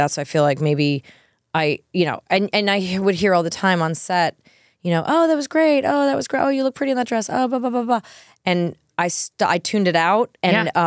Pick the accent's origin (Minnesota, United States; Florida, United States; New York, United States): New York, United States; being a New Yorker